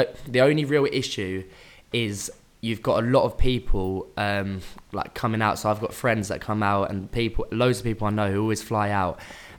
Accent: Hertfordshire, East of England, United Kingdom; moved away; I'm originally from Hertfordshire, near Hertfordshire, yeah.

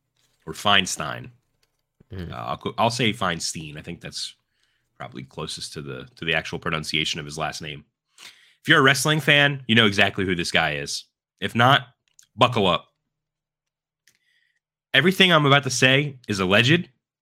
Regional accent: Philadelphia, Pennsylvania, United States; We're from Philadelphia

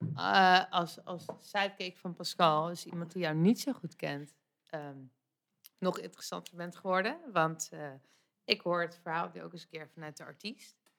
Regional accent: The Hague, South Holland, Netherlands; als Hagenees

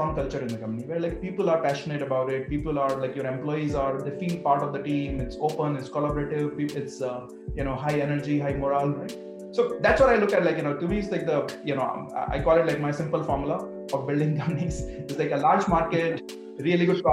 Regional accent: India; moved away; growing up in India

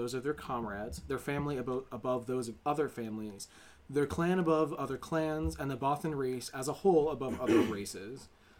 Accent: United States; we are very much, unfortunately, American

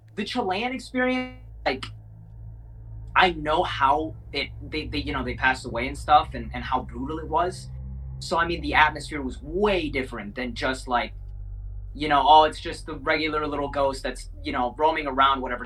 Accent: Minnesota, United States; also born or lived in South America; my hometown in in Minnesota

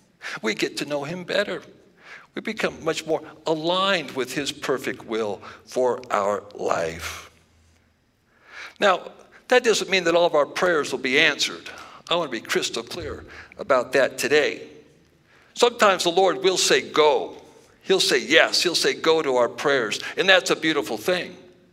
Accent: Lewiston, Idaho, United States; also born or lived in Yakima / Wenatchee / Phoenix / Salem; So I was born in Lewiston, Idaho. And I'm from Idaho. Don't spread that news around too much. And then I moved to Yakima and Wenatchee, Washington.

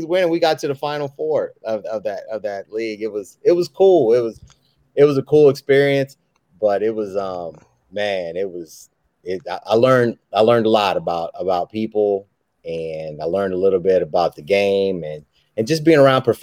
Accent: Kansas City, Missouri, United States; I'm from Kansas City

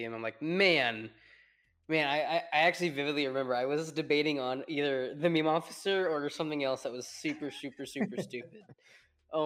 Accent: New Orleans, Louisiana, United States; now in Texas, United States; I'm from New Orleans, but I live here in Texas now

